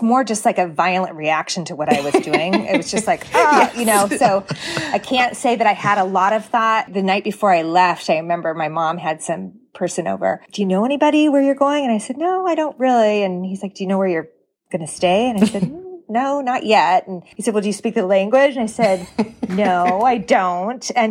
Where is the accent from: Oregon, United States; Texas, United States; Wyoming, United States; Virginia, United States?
Oregon, United States; Portland; also born or lived in Washington; I grew up in Portland, through high school